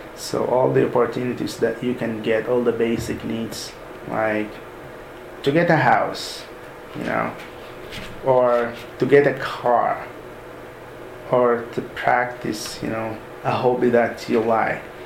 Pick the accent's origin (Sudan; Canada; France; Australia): Sudan; moved away as an adult; now in United States; originally I'm from Sudan, mm-hmm. so I studied all my studies in Sudan until the uh, college level.